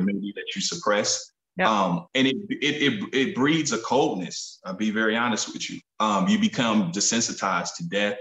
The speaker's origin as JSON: {"language": "English", "town": "Kansas City", "region": "Missouri", "country": "United States", "tie": "born or raised there", "said": "grew up in Kansas City, Missouri"}